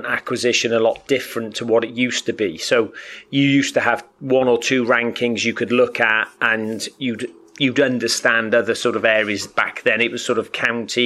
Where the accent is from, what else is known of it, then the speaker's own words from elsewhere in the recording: Wales, United Kingdom; I'm actually Welsh, so I'm from the same country as Gezi Price, Johnny Clayton